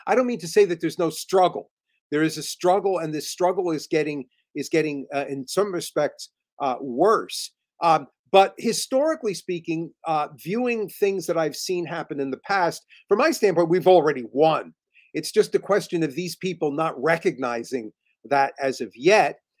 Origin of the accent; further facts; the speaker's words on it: just outside New York City, New Jersey, United States; I, I, I grew up just outside of New York City, in New Jersey